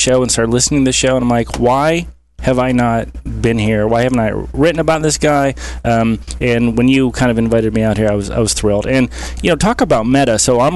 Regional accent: Cleveland, Ohio, United States; also born or lived in Columbus, Ohio; I'm from Cleveland, but I went down to Ohio State and then law school

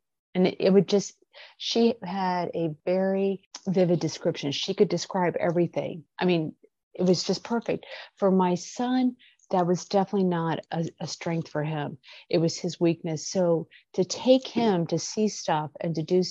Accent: Midwest, United States; moved away; I'm from the Midwest

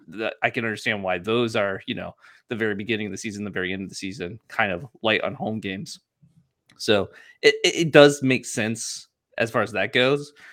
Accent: Ohio, United States; moved away; my whole family back home lives, like, within, like, five blocks of each other.

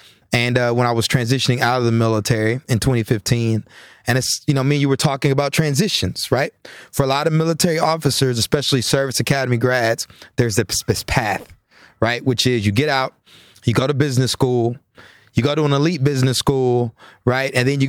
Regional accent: College Station, Texas, United States; You know, I grew up in College Station, Texas. Was raised by my mom … So I grew up in a single parent home.

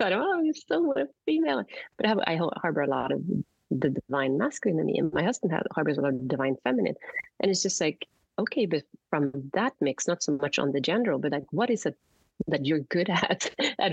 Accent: Sweden; moved away; I grew up in Sweden

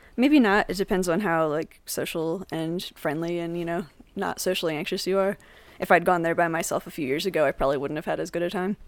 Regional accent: Jersey Shore, New Jersey, United States; now in Colorado, United States; I'm from the Jersey Shore originally

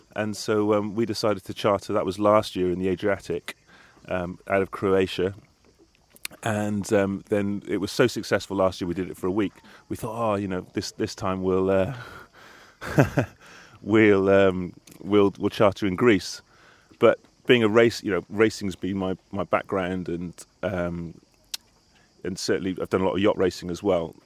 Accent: Cardiff, Wales, United Kingdom; I grew up in Cardiff in Wales

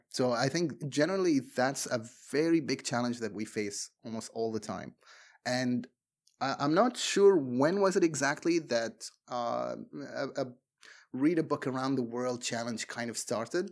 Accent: Bahrain; English is a second language; I am from Bahrain

